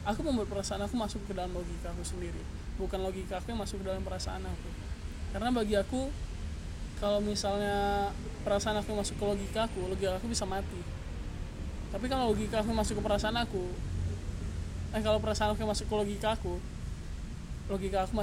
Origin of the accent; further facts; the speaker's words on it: Pekanbaru, Riau, Indonesia; now in Bandung, Indonesia; ya aku asli Pekanbaru